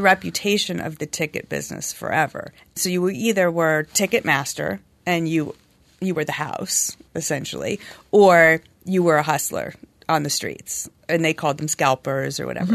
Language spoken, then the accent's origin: English; Los Angeles, California, United States; I'm born and raised in L A.